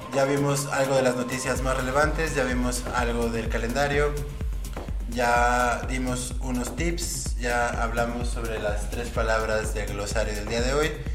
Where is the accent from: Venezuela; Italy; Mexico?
Mexico; Guadalajara, Jalisco; Guadalajara, mi ciudad natal